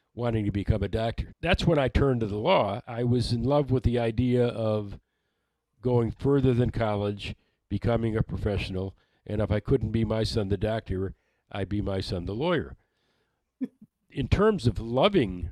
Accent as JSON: {"language": "English", "town": "Detroit", "region": "Michigan", "country": "United States", "tie": "born or raised there", "said": "I grew up in Detroit."}